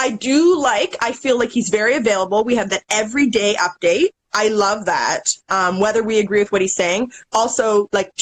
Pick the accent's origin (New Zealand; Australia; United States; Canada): Canada; I'm Canadian